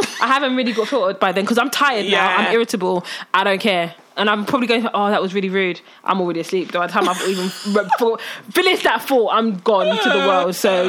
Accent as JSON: {"language": "English", "country": "Nigeria", "said": "so even as an Nigerian, you know, that's not even an excuse."}